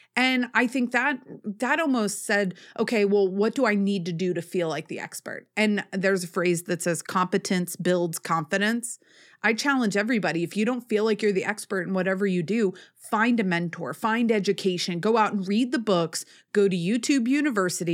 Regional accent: Northeast, United States; I am from the Northeast

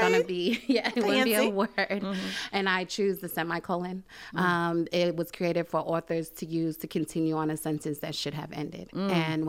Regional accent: Brooklyn, New York, United States; I'm from Brooklyn, New York, mm-hmm. born and raised. Mm-hmm. I moved out here in 2003, off and on.

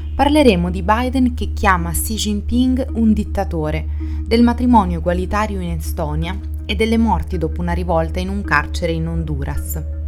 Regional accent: Italy

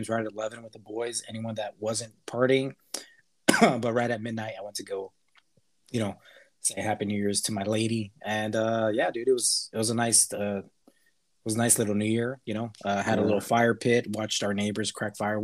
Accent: El Paso, Texas, United States; We grew up in El Paso in Texas.

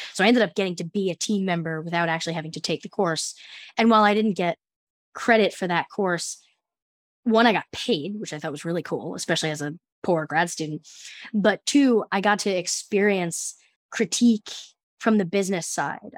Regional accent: United States; also born or lived in New Jersey; I'm from the New York City area

